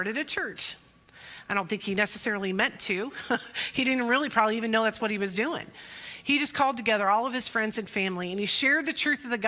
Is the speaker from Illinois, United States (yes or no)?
yes; Pekin, Illinois, United States; Pekin's my hometown, and Pekin First Nazarene is my home church